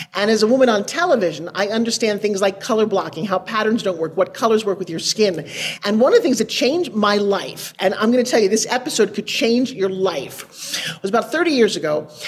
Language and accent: English; New York, United States; I'm from New York.